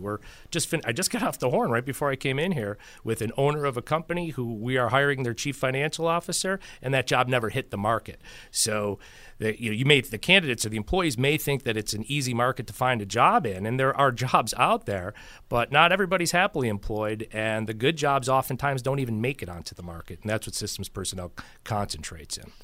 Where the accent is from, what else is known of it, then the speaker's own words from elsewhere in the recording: Buffalo, New York, United States; I grew up in Buffalo and went to school in the seventies and eighties